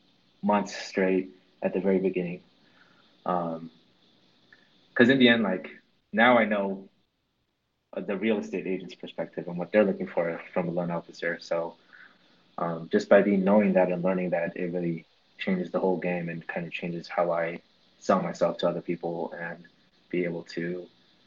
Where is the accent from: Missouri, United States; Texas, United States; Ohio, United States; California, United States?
California, United States; I moved from Northern California to Southern California.